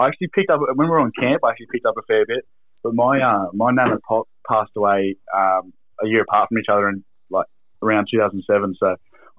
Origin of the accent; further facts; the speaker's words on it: Sydney, New South Wales, Australia; also born or lived in Newcastle, New South Wales; I was born in Newcastle, but I was pretty the old man. Started working at Channel 9 pretty early in the 2000s. I pretty much grew up on Sydney's northern beaches, me and Cooper. So we lived there pretty much our whole schooling.